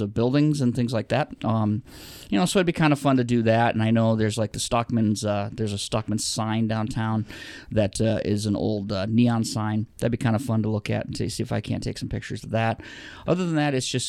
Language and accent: English; Rapid City, South Dakota, United States; now in Sioux Falls, United States; It's Rapid City. That's my hometown. I was born there